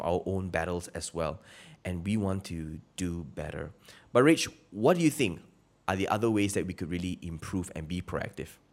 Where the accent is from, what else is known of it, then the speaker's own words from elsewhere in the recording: Malaysia; I'm Malaysian